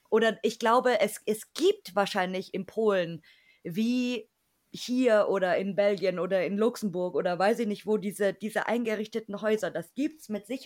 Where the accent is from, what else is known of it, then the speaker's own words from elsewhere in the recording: Germany; am meisten irgendwie rausstechen und wir halt natürlich als Deutsche.